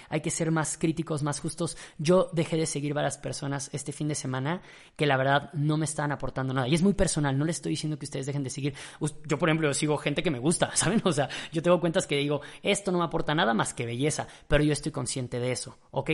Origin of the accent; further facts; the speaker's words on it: Mexico; yo era mexicano